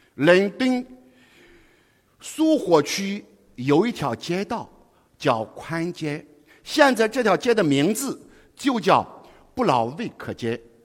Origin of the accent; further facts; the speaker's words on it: foot of Wangwu Mountain, Henan, China; moved away as an adult; now in Guangzhou, China; 我出生于王屋山脚下